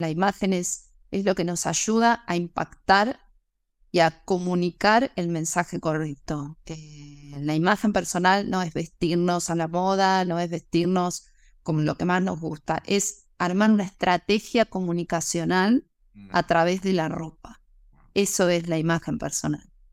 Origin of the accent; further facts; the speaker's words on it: Argentina; also born or lived in Mexico; luego me volví a Argentina